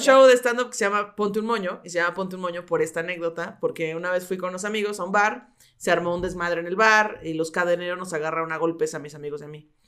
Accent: Mexico City, Mexico; born or raised there; also born or lived in Coacalco, State of Mexico

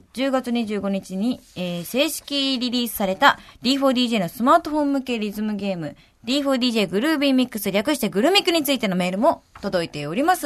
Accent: Hyogo, Japan; 関西人。兵庫県出身

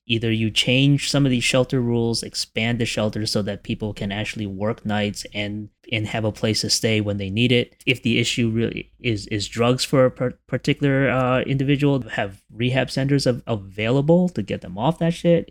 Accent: New York City, New York, United States; I used to have a sense of community when I grew up in Canarsie.

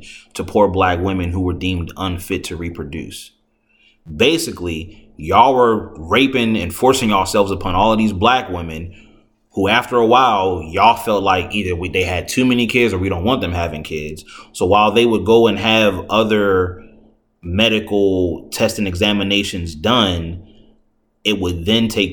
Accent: United States; I'm from here

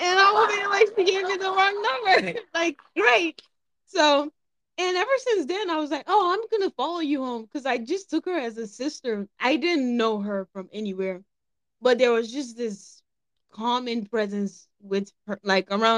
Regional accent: Nigeria; I'm Nigerian.

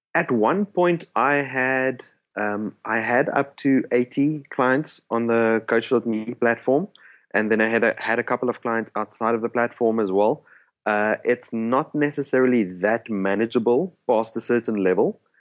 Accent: South Africa; first language Afrikaans; English is a second language; my native language is actually Afrikaans

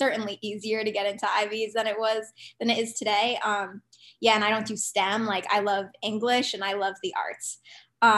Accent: New Jersey, United States; now in Boston, United States; I'm from New Jersey

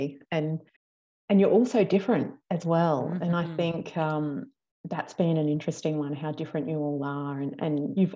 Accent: Australia; accent: Australian; my accent apparently isn't as strong as some other accents that are a bit further down the bottom of Australia

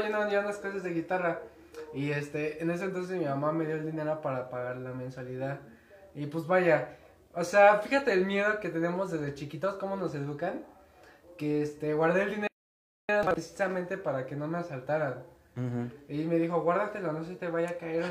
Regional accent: Mexico; somos mexicanos

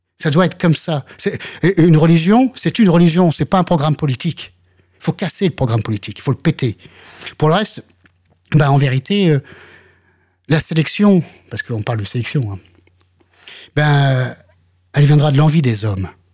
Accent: France; je suis français

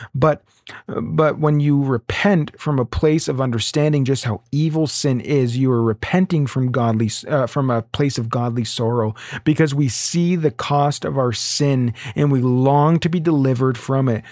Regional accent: Ontario, Canada; now in Alberta, Canada; I'm from Ontario originally

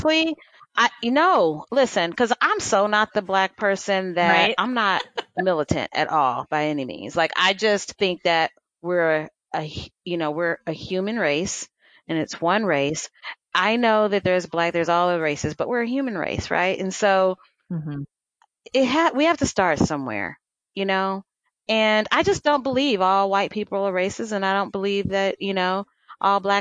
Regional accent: Los Angeles, California, United States; moved away; also born or lived in Midwest; I grew up in Los Angeles, and Los Angeles is a melting pot

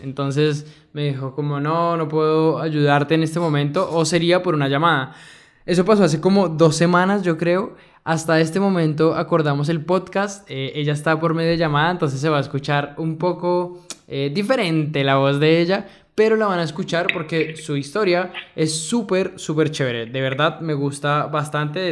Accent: Colombia; nosotros como colombianos

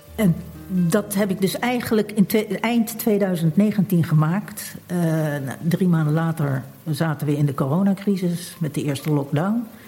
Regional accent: Rotterdam, South Holland, Netherlands; ik ben geboren in Rotterdam.

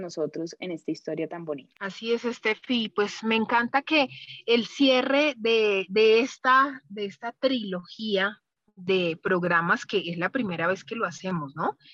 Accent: Colombia; cómo somos los colombianos

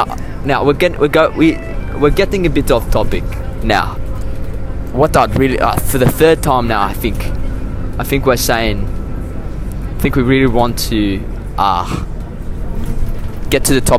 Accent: Cape Town, Western Cape, South Africa; also born or lived in Johannesburg; But, yeah, I was born in Johannesburg. And then when I was five years old, I moved to Cape Town.

